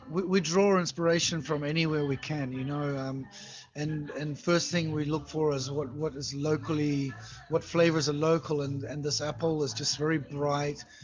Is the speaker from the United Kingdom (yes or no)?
no; New Zealand; moved away as an adult; also born or lived in Moscow, Russia; now in Saint Petersburg, Russia; I'm from New Zealand. New Zealand. yeah, small place on the east coast of New Zealand on the North Island. It's um, quite small.